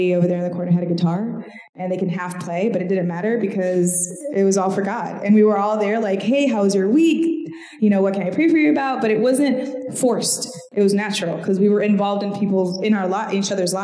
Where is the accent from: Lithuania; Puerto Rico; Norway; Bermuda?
Puerto Rico; moved away; I grew up born and raised in Puerto Rico.